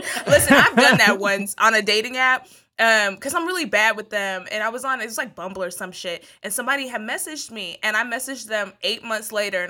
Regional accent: Texas, United States; Like, I'm from Texas, so I know some Tex-Mex, okay?

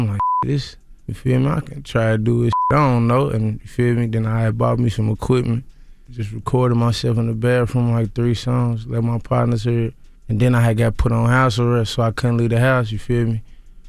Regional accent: Louisville, Kentucky, United States; I'm from Louisville, Kentucky.

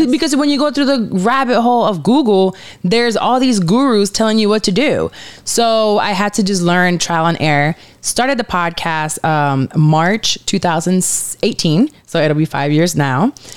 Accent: Puerto Rico; now in Orlando, United States; I'm from Puerto Rico, Caribbean.

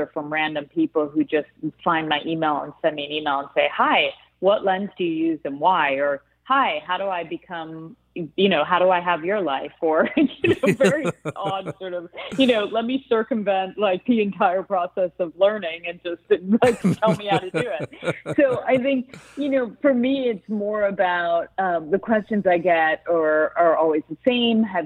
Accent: Connecticut, United States; I was born in America. I was born in Connecticut

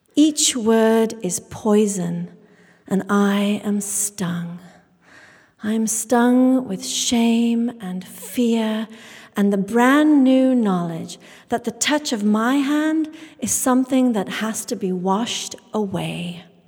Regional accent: England, United Kingdom; I grew up in England, the daughter of Indian immigrants

